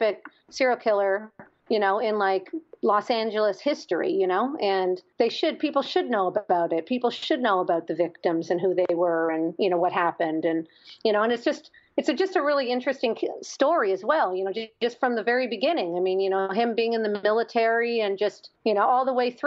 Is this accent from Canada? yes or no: yes; Canada; moved away; I'm Canadian